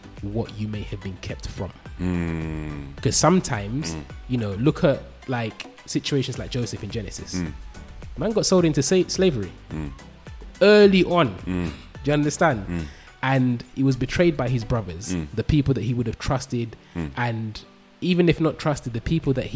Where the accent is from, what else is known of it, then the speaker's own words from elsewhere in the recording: London, United Kingdom; I grew up in London.